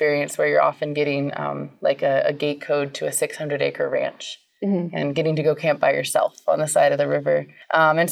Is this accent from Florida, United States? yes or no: no; California, United States; I grew up camping in California